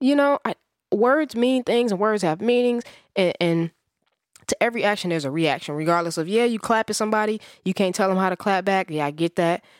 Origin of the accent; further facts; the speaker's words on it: Midwest, United States; I'm a Midwesterner